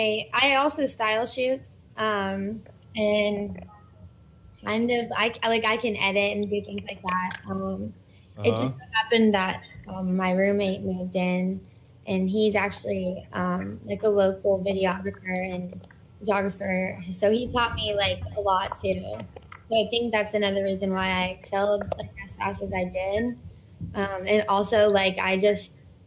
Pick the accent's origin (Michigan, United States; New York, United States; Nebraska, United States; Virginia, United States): Virginia, United States; Virginia Beach; So I'm from Virginia Beach. That's where my home base is. I do a lot of traveling, like up and down the East Coast.